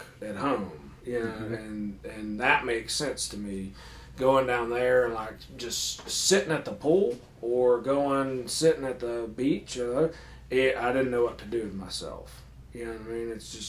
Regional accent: Paintsville, Kentucky, United States; born or raised there

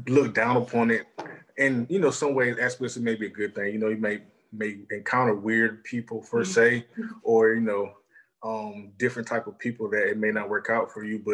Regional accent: Augusta, Georgia, United States; I'm from Augusta, Georgia.

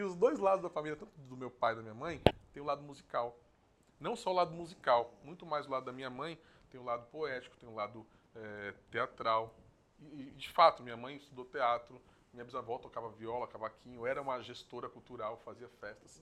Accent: Guarulhos, São Paulo, Brazil; eu sou nascido e criado em Guarulhos, né? nessa cidade aqui.

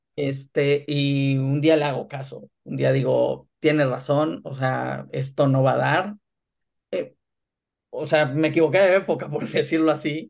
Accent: Ciudad Mante, Tamaulipas, Mexico; moved away as an adult; also born or lived in Monterrey / Tampico; now in Germany; asesoraba al equipo de mi ciudad natal, este, que en ese entonces eran los Jaguares de Ciudad Mante

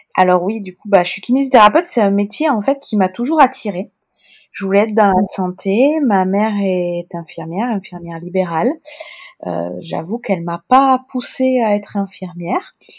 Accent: Toulouse, Occitania, France; accent: Toulouse sing-song accent; mon accent chantant toulousain

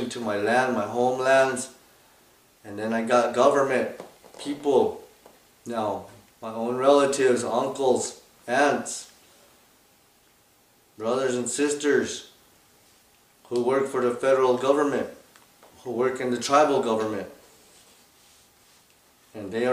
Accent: Piñon, Arizona, United States; I come from the Nebekeya of a place called Pinyon, Arizona

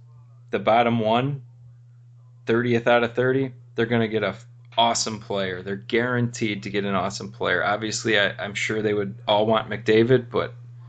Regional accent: United States; being American

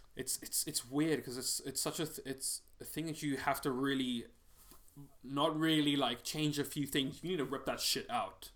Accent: Cape Town, Western Cape, South Africa; moved away; I'm just from South Africa

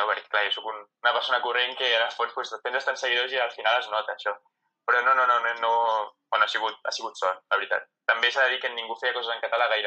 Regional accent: Spain; No, bàsicament perquè o sigui, el català és la meva llengua materna, la llengua que parlo a casa, la llengua que parlo amb els meus amics

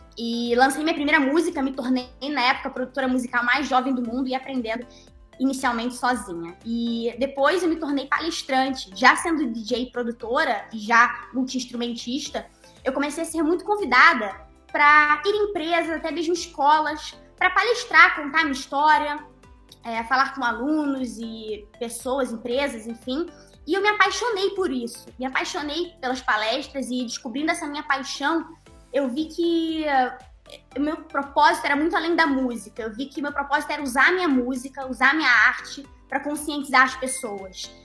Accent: Brazil; also born or lived in Norway; tanto na Noruega, que foi onde eu nasci e onde eu morei até os meus seis anos, tanto ainda morando na Noruega, e já morando aqui no Brasil

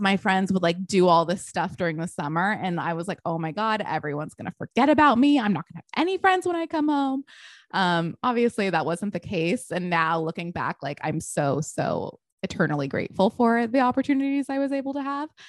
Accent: Texas, United States; also born or lived in Connecticut; now in Los Angeles, United States; I was born in Connecticut, but I was brought up in Texas

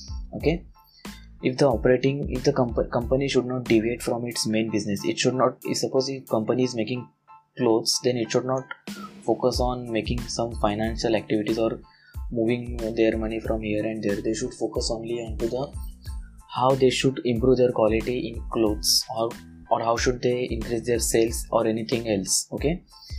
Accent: India; English is a second language; forgive me for my English, because I am an Indian person and I don't have that much fluency in English

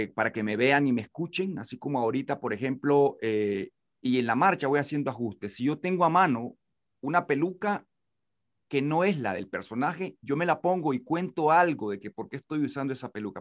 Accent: Nicaragua; nací en Huigulí, el y era zona de guerra en los 80 y nací justamente en 1979, entonces estuve cerca de las balas como un niño

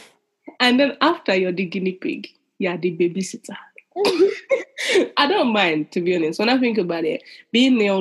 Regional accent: London, United Kingdom; Growing up in London, growing up in the areas we grew up

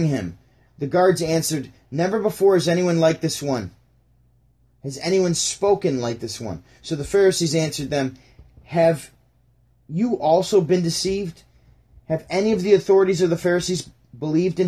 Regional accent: Syracuse, New York, United States; also born or lived in Burlington, Ontario / St. Catharines, Ontario; I'm from Syracuse, New York

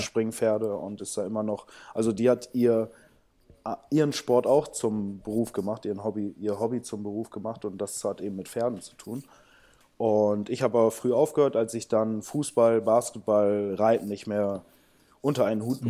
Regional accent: Bramsche, Lower Saxony, Germany; also born or lived in São Paulo, Brazil; ich bin in Bramsche Osnabrück aufgewachsen

